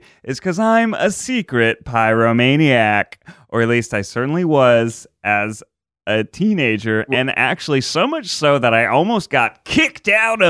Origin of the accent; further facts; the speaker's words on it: Jacksonville, Florida, United States; I sound like this. I'm from Jacksonville, Florida, home of the Jaguars.